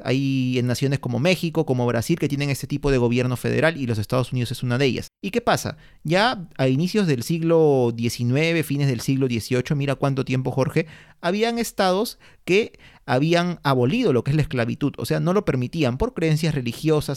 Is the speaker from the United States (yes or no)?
no; Peru; nosotros como peruanos en nuestro país, ¿no? Que es el país donde vivimos